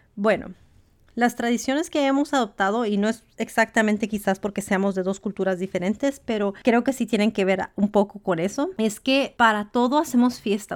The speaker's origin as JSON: {"language": "Spanish", "town": "Los Angeles", "region": "California", "country": "United States", "tie": "born or raised there", "moved": "as an adult", "lives_now": "Washington, United States", "said": "Yo soy mexicana de madre y padre mexicanos. Mi papá y mi mamá solo hablaban español en casa. Yo crecí en Los Ángeles, California y me mudé"}